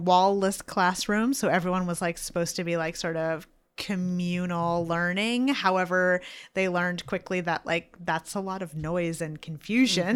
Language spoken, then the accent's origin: English; Franconia, New Hampshire, United States; I lived in, I grew up in Franconia, and my high school was in Bethlehem.